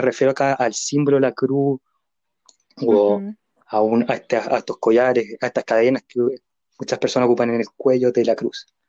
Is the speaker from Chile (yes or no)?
yes; Chile; nosotros acá en Chile